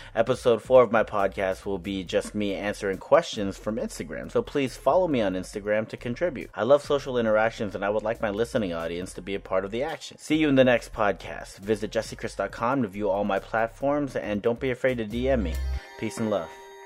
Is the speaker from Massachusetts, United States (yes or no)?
no; Orange County, California, United States; I grew up in Orange County with a predominantly white surrounding